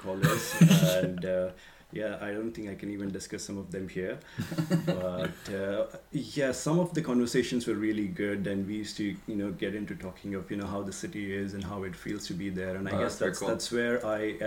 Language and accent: English; Pune, Maharashtra, India; moved away as an adult; also born or lived in London, United Kingdom; now in British Columbia, Canada; Born and raised in India, a city called Pune, which is very close to Mumbai.